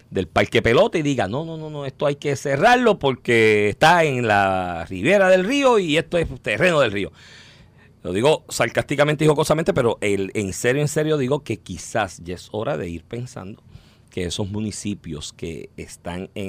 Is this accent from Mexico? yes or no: no; Comerío, Puerto Rico; yo soy de Comerío, yo, en el barrio del sistema bombeo aparte, pero en el pueblo de Comerío